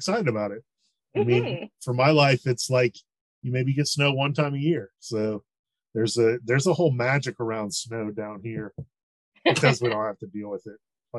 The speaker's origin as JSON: {"language": "English", "town": "Marietta", "region": "Georgia", "country": "United States", "tie": "born or raised there", "said": "I grew up in Marietta right outside of town"}